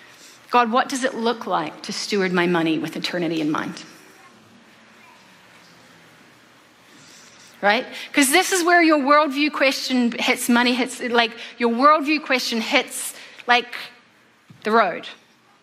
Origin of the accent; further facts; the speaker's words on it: New Zealand; moved away; I'm from New Zealand, so there's no such thing as Thanksgiving in New Zealand.